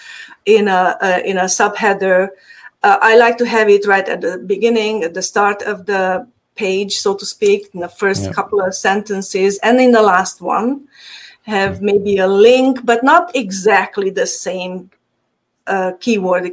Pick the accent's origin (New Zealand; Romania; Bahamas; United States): Romania; Transylvania; accent: Hungarian; English is a second language; moved away; By the way, my accent is Hungarian. I'm from Transylvania. So originally, yes.